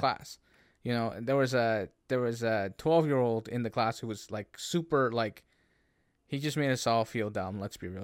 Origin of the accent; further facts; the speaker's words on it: Canada; as a Canadian